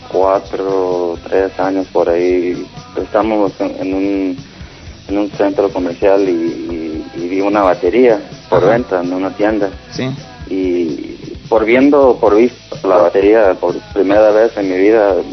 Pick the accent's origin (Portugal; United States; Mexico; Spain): United States; Los Angeles, California; aquí nací, en Hollywood.